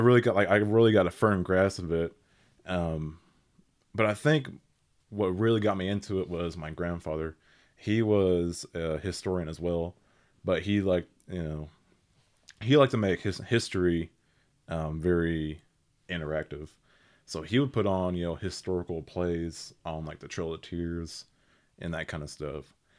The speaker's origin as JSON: {"language": "English", "area": "Seminole County", "region": "Oklahoma", "country": "United States", "tie": "born or raised there", "said": "I'm from Seminole County here in Oklahoma. Uh, been here all my twenty-three years"}